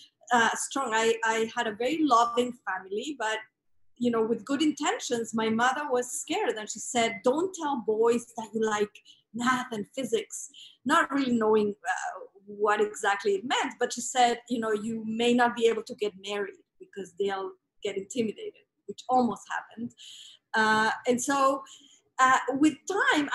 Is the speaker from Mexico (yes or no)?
yes; Mexico City, Mexico; So I grew up in Mexico City